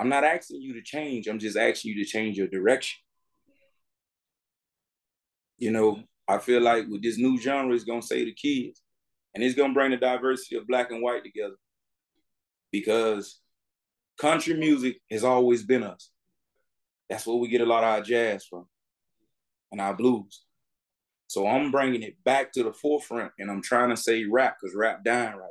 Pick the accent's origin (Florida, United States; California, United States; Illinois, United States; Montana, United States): Florida, United States; Miami; I'm from Miami, Florida, born and raised.